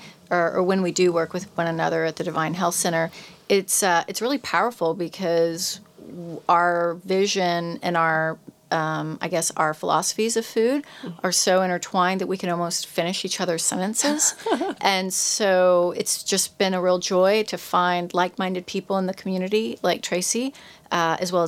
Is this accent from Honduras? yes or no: yes; Honduras; moved away; also born or lived in Mexico; I was not born in the United States. I was born in Central America. I was born in Honduras.